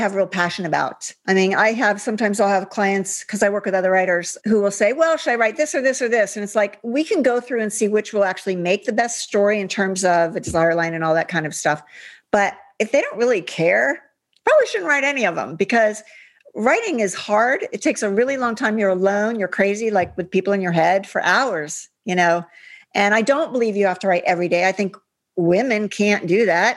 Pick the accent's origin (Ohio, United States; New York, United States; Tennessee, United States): Ohio, United States; Upper Arlington; I grew up in Ohio.